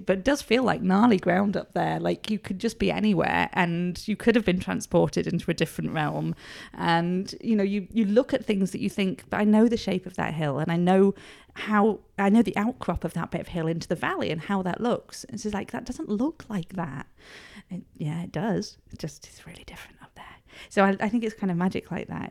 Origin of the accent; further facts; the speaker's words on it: Edale, East Midlands, United Kingdom; also born or lived in Cholsey, Oxfordshire; I'm from Edale, like, we didn't move here till I was one, so I will always be an incomer